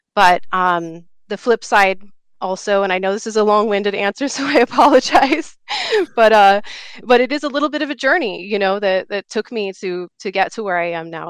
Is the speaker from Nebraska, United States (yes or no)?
no; Alaska, United States; now in Colorado, United States; I grew up in Alaska